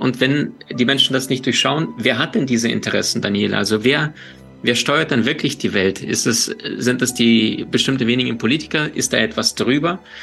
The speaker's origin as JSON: {"language": "German", "country": "Ukraine", "tie": "born or raised there", "also_born_or_lived": "Siberia, Russia", "moved": "yes", "said": "ich bin in Russland, in Sibirien geboren, in der Ukraine aufgewachsen"}